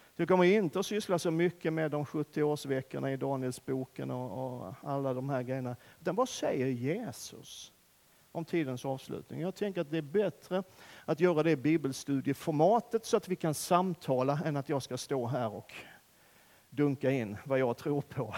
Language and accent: Swedish; Sweden; vi svenskar